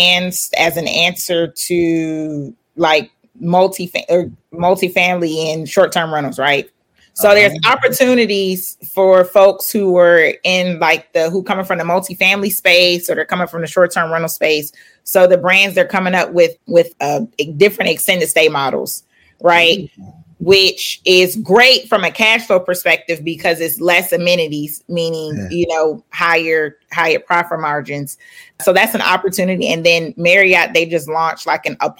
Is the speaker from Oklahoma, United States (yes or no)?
no; Atlanta, Georgia, United States; also born or lived in Philadelphia, Pennsylvania; I was born in Philly, but I was raised in Clayton County, Atlanta